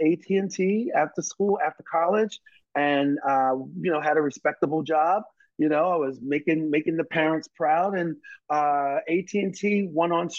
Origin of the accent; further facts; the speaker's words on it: Baltimore, Maryland, United States; when I was a kid, growing up in Baltimore